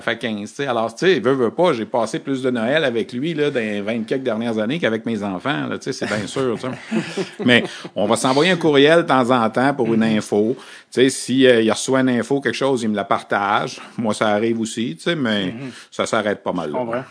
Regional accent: Quebec, Canada; quand on vient du Québec

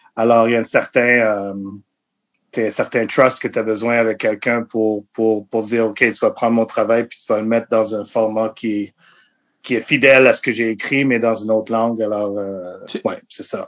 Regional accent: Montreal, Quebec, Canada; French is a second language; Je viens de Montréal. Je suis né à Montréal

